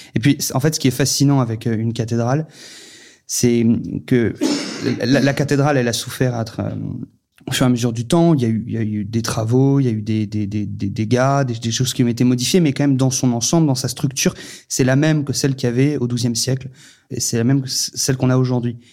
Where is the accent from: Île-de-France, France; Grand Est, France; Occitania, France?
Île-de-France, France; Paris; moved away; also born or lived in Vendée; moi, je suis né à Paris, j'ai grandi à Paris